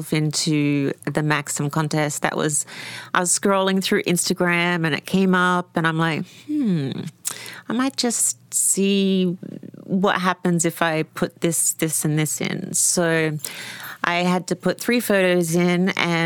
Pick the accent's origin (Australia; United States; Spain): Australia; I'm Australian.